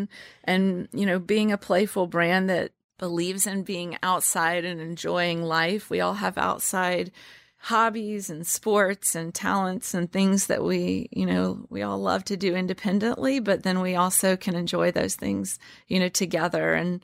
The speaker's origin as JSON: {"language": "English", "region": "Louisiana", "country": "United States", "said": "In fact, we say that we're Southerners in the city, and I am from Louisiana, and she quickly learned the way that in which I think about things is truly reminiscent of how I was brought up"}